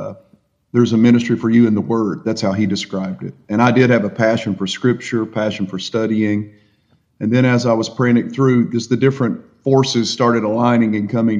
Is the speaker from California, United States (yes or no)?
no; Appalachian Mountains of Virginia, United States; as my accent gives me away, I was born and raised in the Appalachian Mountains of Virginia